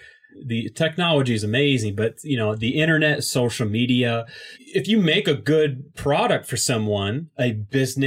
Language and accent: English; Indiana, United States; from Indiana